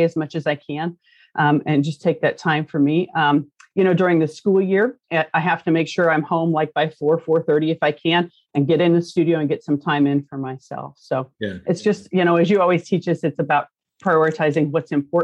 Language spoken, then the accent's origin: English; Concordia, Kansas, United States; I'm from Concordia, Kansas, which for most people, you don't know where that's at. It's a very small rural town